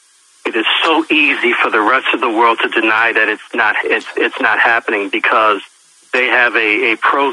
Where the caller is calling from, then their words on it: Pennsylvania, United States; from Pennsylvania.